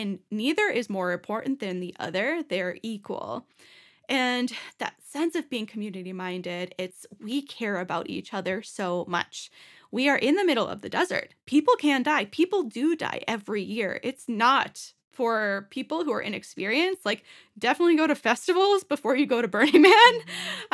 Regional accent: Boston, Massachusetts, United States; moved away as an adult; now in Denver, United States; me growing up in Boston

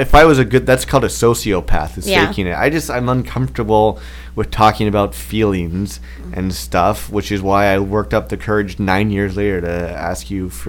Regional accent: Toronto, Ontario, Canada; And because since we're from Toronto... I'm from Toronto.

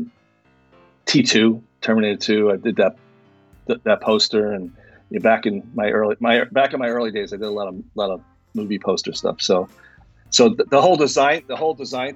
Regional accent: New York City, New York, United States; now in California, United States; as a kid growing up in Brooklyn

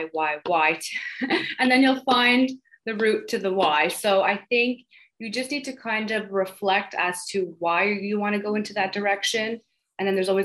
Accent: Montreal, Quebec, Canada; I grew up in the suburbs of Montreal called the West Island

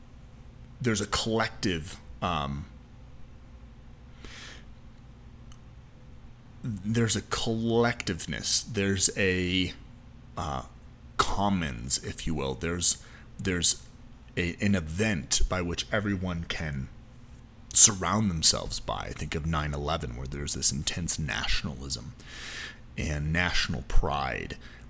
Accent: United States; as an American

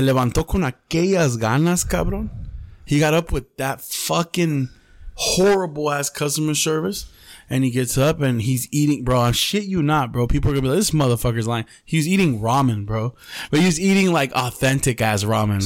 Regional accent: Mexicali, Baja California, Mexico; We're from Mexicali

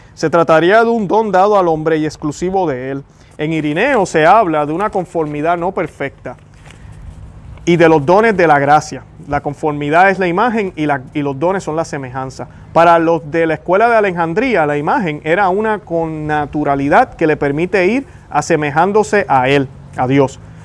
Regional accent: Puerto Rico; en mi caso Puerto Rico. Y yo puedo decir hoy que soy puertorriqueño

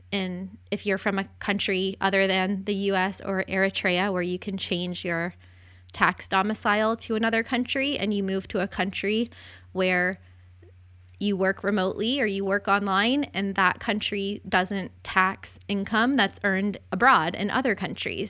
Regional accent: St. Augustine, Florida, United States; moved away; I am from St. Augustine, Florida

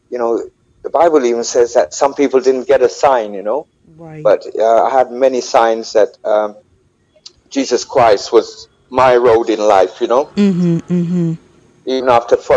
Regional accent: London, United Kingdom; also born or lived in Clarendon, Jamaica; I'm just a little singer man from out of London City

